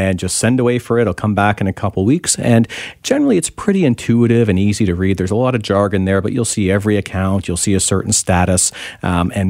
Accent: Ontario, Canada; now in British Columbia, Canada; I'm from Ontario originally

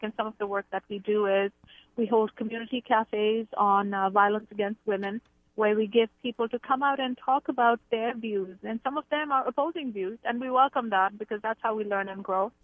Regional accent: India; moved away as an adult; now in Canada; I grew up in India. I've lived in Canada for about twenty-six years.

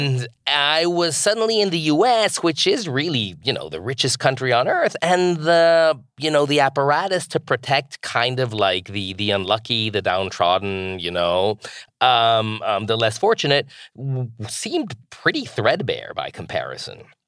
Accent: Mexico; moved away as an adult; now in United States; I grew up in Mexico

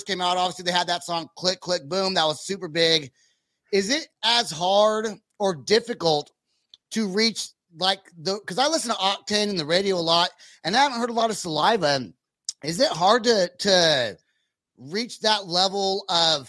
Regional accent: Vacaville, California, United States; moved away as an adult; also born or lived in Bay Area; now in Oklahoma, United States; my hometown of Vacaville, California

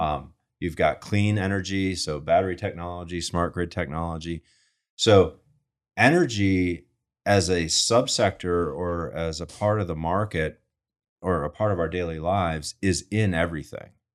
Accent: Rochester, New York, United States; moved away as an adult; also born or lived in Manhattan, New York; I grew up in Rochester

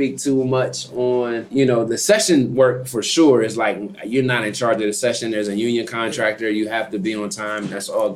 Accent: Philadelphia, Pennsylvania, United States; Philly session where I grew up

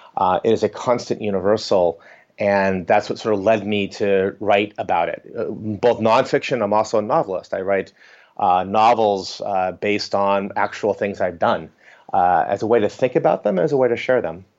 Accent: Northeast America, United States; I grew up in Northeast America

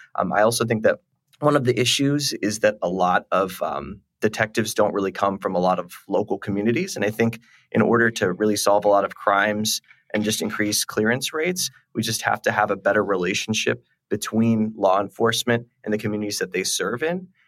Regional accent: Texas, United States; as a Texan

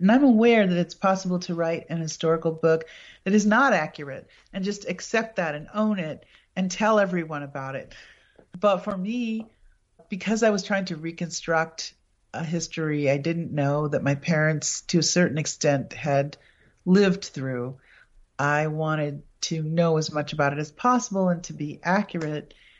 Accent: Appleton, Wisconsin, United States; my hometown, Appleton

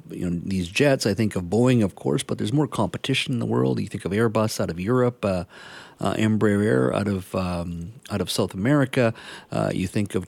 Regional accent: Canada; as a Canadian

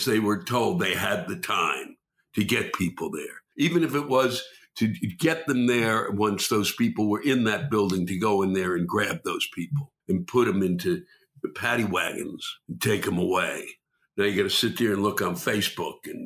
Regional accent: Silver Spring, Maryland, United States; also born or lived in Washington, D.C.; I was born and raised in Silver Spring.

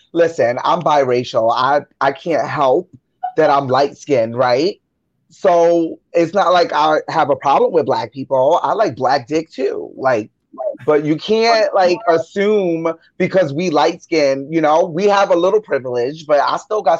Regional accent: Bronx, New York, United States; I'm from the Bronx. I'm in New York.

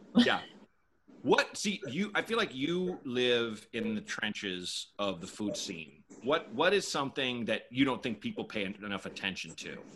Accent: Portland, Oregon, United States; moved away as an adult; also born or lived in Chicago / New York; I was born in Chicago. My parents left when I was two. Mm. I grew up in Portland, Oregon

